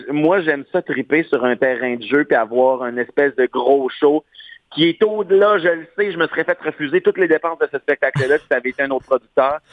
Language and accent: French; Beauce, Quebec, Canada; Moi, chez nous, j'ai grandi en Beauce